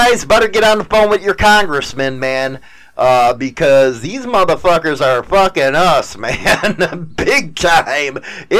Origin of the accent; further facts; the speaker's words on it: Wisconsin, United States; So, hey, I'm from Wisconsin, motherfucker. I don't need those plates.